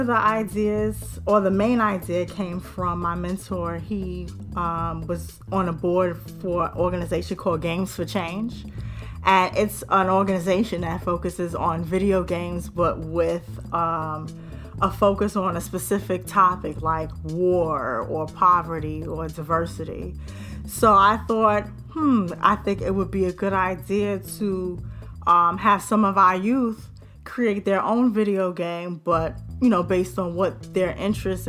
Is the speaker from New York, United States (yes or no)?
yes; New York City, New York, United States; I'm from the Bronx, born and raised